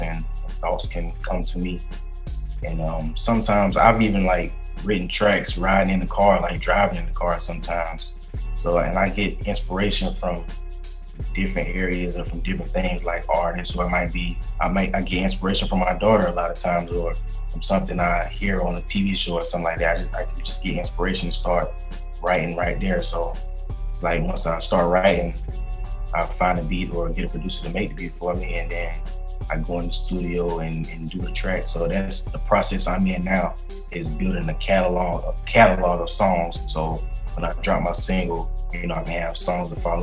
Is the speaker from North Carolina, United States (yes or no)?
no; Columbia, South Carolina, United States; I'm originally from Columbia, South Carolina.